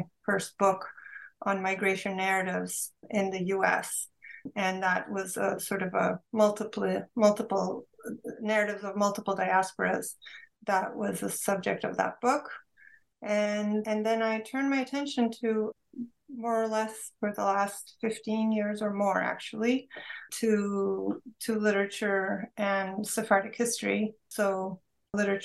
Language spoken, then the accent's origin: English; Istanbul, Turkey; moved away; Growing up in Istanbul, Turkey, in a Turkish Jewish family, we had multiple languages around us, including Ladino